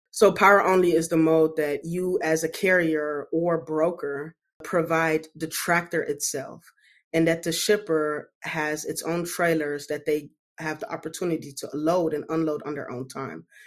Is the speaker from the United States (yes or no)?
no; Germany; moved away; I grew up in Germany.